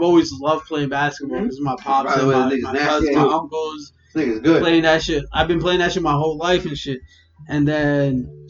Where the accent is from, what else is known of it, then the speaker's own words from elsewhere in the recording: New York City, New York, United States; I was born here. I was born in Coney Island Hospital.